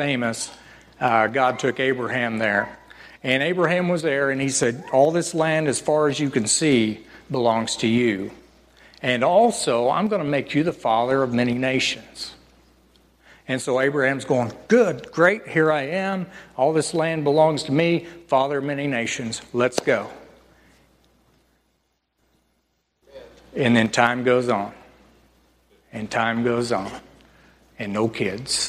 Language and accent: English; northern Oklahoma, United States; So I grew up in Oklahoma, northern Oklahoma, and they called it Tornado Alley.